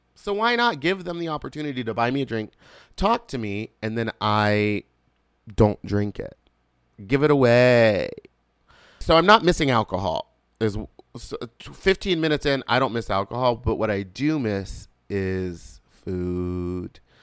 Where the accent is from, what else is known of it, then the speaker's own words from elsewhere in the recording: the South, born in Louisiana, United States; I'm from the South